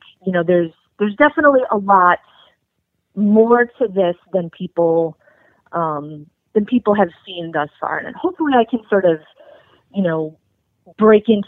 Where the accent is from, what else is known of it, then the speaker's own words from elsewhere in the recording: New England, United States; I grew up in New England